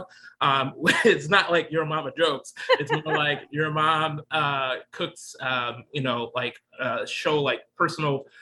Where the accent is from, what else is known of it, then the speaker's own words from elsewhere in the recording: Chicago, Illinois, United States; also born or lived in Elgin, Illinois; I was born in Chicago, actually. Born and raised most of my life until I was like 10 or 11, 12.